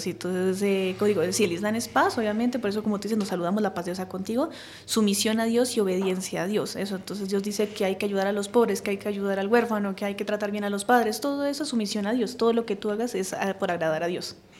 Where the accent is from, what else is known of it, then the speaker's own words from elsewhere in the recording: Colombia; nosotros colombianos